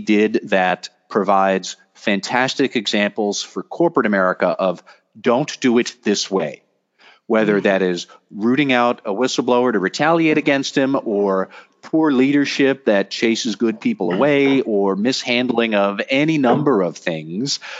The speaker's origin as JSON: {"language": "English", "town": "Boston", "region": "Massachusetts", "country": "United States", "said": "I am from Boston"}